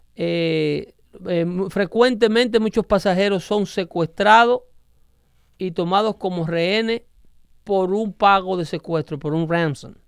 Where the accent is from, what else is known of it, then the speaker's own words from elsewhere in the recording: Dominican Republic; yo como dominicano